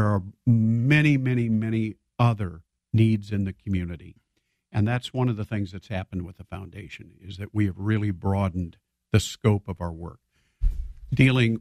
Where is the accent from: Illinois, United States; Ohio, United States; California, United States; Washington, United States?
Illinois, United States; Petersburg; I grew up in Petersburg, and when I grew up in the 1950s